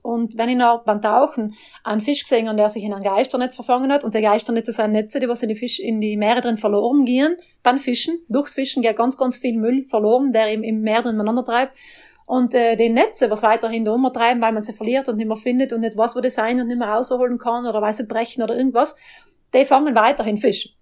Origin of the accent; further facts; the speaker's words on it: South Tyrol, Trentino-Alto Adige, Italy; Ich bin ja Südtirolerin auch, wie man hört